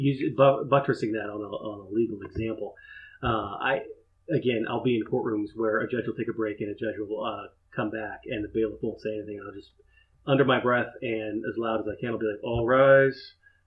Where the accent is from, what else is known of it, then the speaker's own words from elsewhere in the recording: Upper Arlington, Ohio, United States; I grew up in Upper Arlington, and that's where Jack Nicklaus is from.